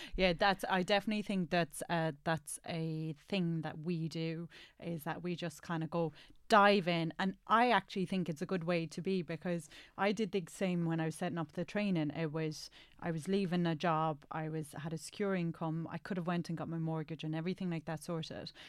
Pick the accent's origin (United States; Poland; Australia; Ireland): Ireland; now in England; as Irish